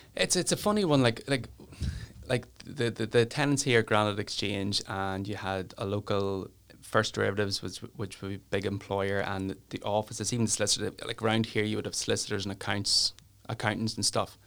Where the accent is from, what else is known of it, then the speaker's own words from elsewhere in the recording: Newry, Northern Ireland, United Kingdom; I'm from Newry and I love Newry